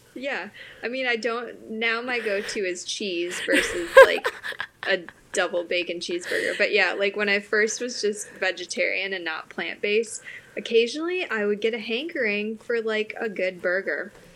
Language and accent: English; Wisconsin, United States; now in Aiken, United States; I am from Wisconsin, so I am a cheesehead.